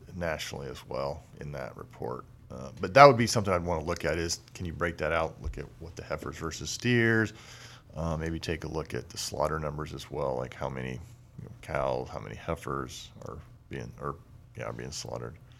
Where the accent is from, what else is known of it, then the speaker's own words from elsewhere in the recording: Illinois, United States; moved away; growing up in Illinois